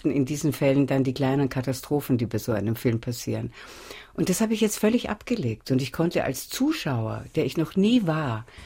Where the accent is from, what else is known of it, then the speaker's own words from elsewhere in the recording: Vienna, Austria; ich bin Wienerin, meine Gaumenknospen sind etwas anders angelegt